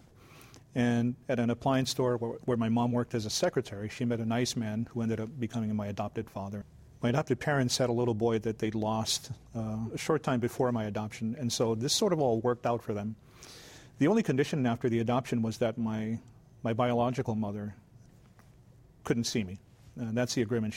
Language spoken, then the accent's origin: English; Waianae, Hawaii, United States; also born or lived in Big Island, Hawaii; I'm a Hawaiian kid, and I grew up thinking I'm Japanese